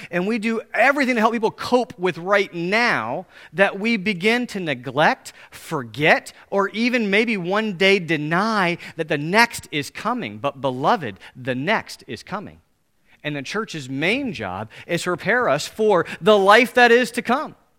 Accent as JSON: {"language": "English", "country": "United States", "said": "Most of us as American Christians"}